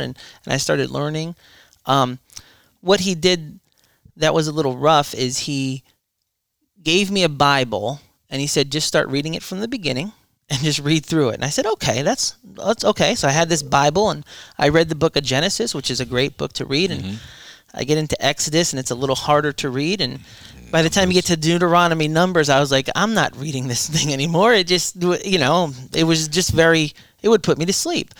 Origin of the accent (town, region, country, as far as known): Deltona, Florida, United States; born or raised there; also born or lived in Irvington, New Jersey, United States